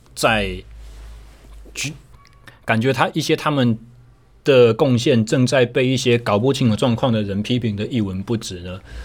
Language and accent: Chinese; Taichung, Taiwan; 我回到了我的家乡台中